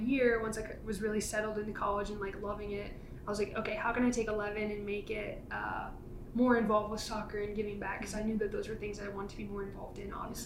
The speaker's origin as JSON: {"language": "English", "region": "Rhode Island", "country": "United States", "tie": "born or raised there", "moved": "as an adult", "lives_now": "Denver, United States", "said": "I grew up in Rhode Island, lived there for mostly my whole life until I moved out here to Denver like a year ago"}